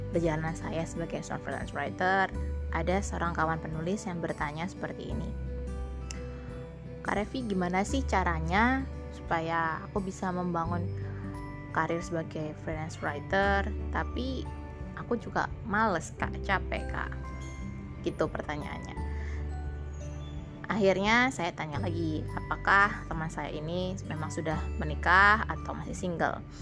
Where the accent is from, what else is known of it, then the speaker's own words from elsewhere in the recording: Sidoarjo, East Java, Indonesia; karena saya aslinya Sidoarjo dan sangat jauh.